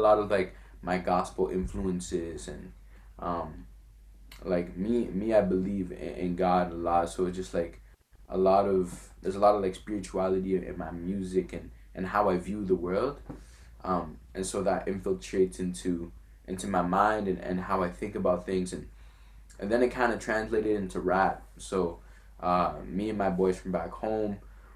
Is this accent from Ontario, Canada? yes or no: no; Quebec City, Quebec, Canada; first language French; English is a second language; also born or lived in Montreal / Gatineau; now in Ottawa, Canada; I was born in Quebec City.